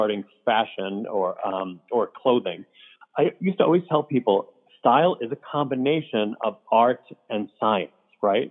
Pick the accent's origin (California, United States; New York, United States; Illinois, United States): New York, United States; Port Jefferson Station; moved away as an adult; also born or lived in Wantagh, New York; I grew up in a town called Port Jefferson Station, which is a lovely little town